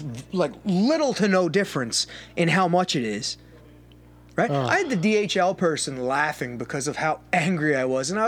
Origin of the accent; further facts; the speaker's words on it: Canada; I'm a Canadian small business.